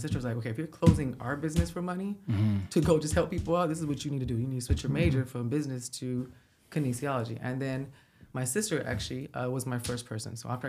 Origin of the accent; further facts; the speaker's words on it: Cleveland, Ohio, United States; born there; Okay, well, I was born in Cleveland, Ohio.